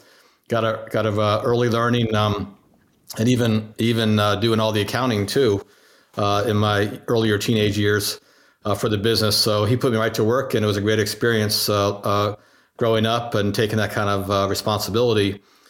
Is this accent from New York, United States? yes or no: no; New Jersey, United States; also born or lived in Virginia / Germany / France / Pennsylvania; I was born in Virginia. My dad was actually in the military. So as a boy, I lived in Germany and France, Pennsylvania, and then he came back and retired in New Jersey. And so from there, I more or less grew up